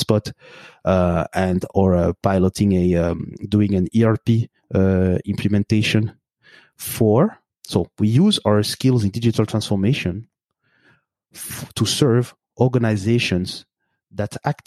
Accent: Belgium; also born or lived in Burundi; now in Montreal, Canada; I have my roots in Burundi, in East Africa. I grew up in Belgium, and now I live in Canada.

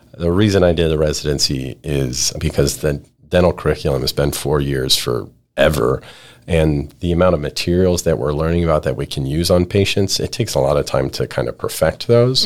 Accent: Idaho, United States; also born or lived in California / Ohio; now in Texas, United States; Born in California and my parents moved to Idaho when I was real young. my quality of life growing up in Idaho

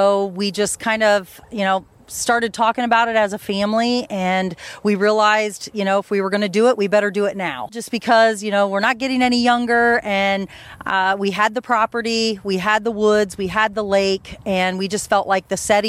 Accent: Cedarville, Ohio, United States; now in Ada, United States; grew up in Cedarville, Ohio

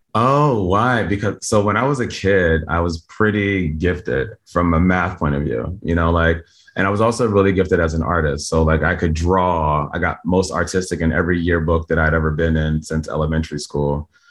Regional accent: Camden, New Jersey, United States; moved away; I was born in Camden, New Jersey. It's like a pretty poor place

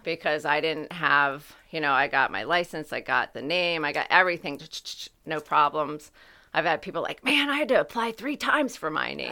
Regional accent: United States; my hometown.

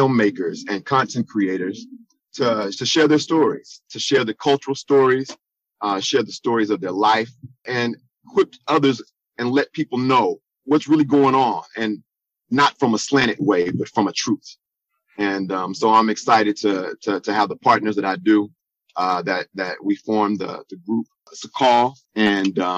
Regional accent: Dallas, Texas, United States; moved away as an adult; now in New Jersey, United States; I am a native from the Dallas-Fort Worth Metroplex.

